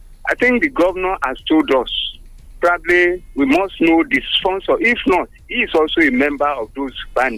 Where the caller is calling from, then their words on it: United States; Good morning, Wale. … from America. Good morning, Nigerians.